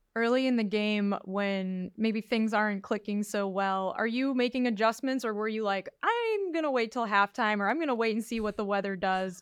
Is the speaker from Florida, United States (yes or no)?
no; just outside of Chicago, Illinois, United States; I grew up just outside of Chicago